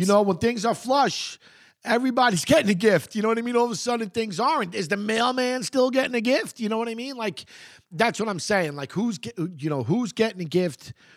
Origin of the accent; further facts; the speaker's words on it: United States; I'm American.